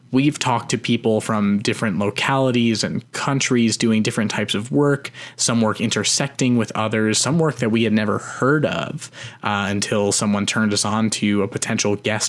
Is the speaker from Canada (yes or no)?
yes; Canada; That's what we get for being a Canadian on the show.